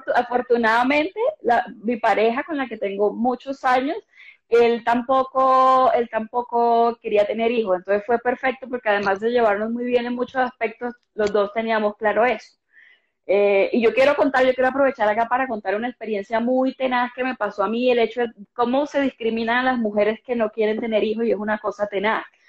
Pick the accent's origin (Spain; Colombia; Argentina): Colombia; Cartagena, Bolívar; moved away as an adult; now in Bogotá, Colombia; yo soy una cartagenera que lleva muchos años, más de una década viviendo acá en Bogotá